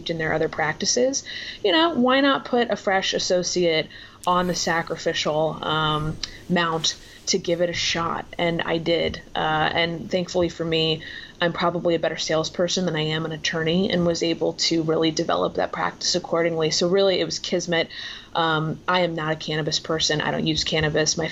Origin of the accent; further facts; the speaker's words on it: Florida, United States; moved away as an adult; now in Washington, United States; That's where I'm from.